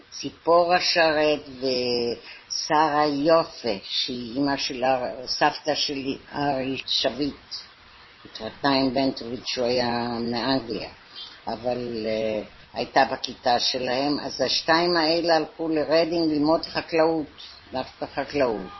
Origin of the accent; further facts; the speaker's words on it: London, United Kingdom; moved away as an adult; also born or lived in Haifa, Israel / Merhavia, Israel; now in Tel Aviv, Israel; אנחנו באנו ב-1919 ללונדון